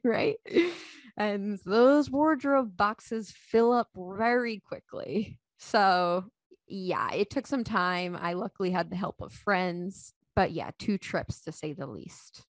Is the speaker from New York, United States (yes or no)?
yes; Long Island, New York, United States; moved away as an adult; also born or lived in Alexandria, Virginia / Carlsbad, California; now in Saint Robert, United States; I was born and raised on Long Island in New York, where I lived for about twenty-seven years